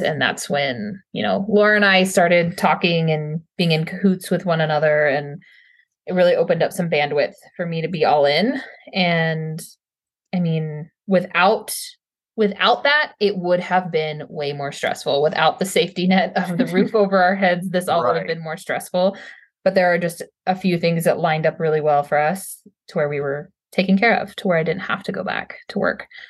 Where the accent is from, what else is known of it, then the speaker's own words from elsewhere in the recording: Texas, United States; moved away as an adult; also born or lived in northern New York; I'm from Texas